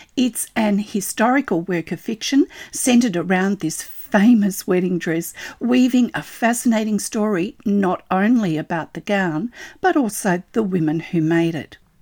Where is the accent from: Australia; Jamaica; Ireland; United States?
Australia; I'm an Australian textile artist